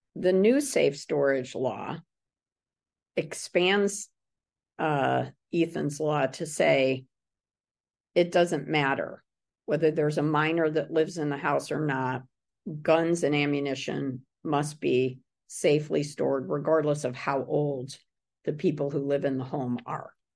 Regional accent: Middletown, Connecticut, United States; my hometown of Middletown

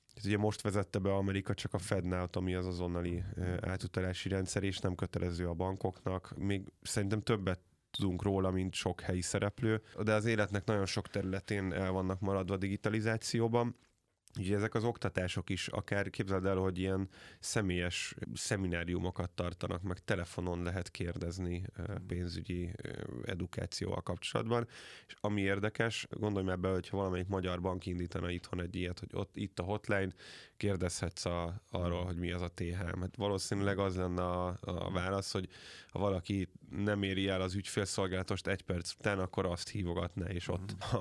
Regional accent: Hungary

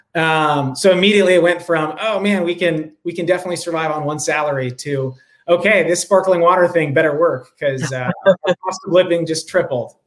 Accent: Rye, New York, United States; now in San Francisco, United States; I grew up outside of New York City in a small town called Rye

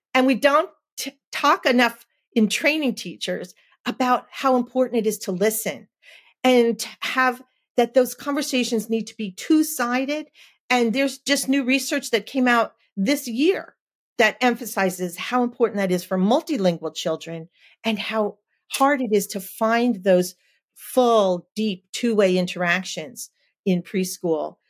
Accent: New Jersey, United States; I'm from New Jersey

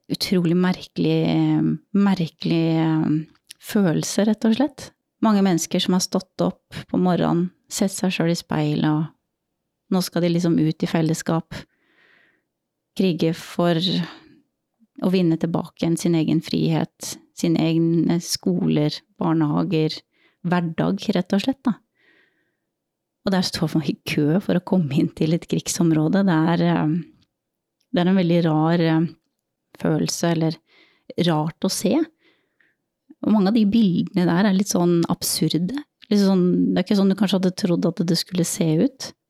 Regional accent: Norway; Vi har hatt mye, mye humor med det når vi har vært på øvelse hjemme i Norge også, og sitter i kø liksom på E6-en eller hva det også er for noe oppe i nord

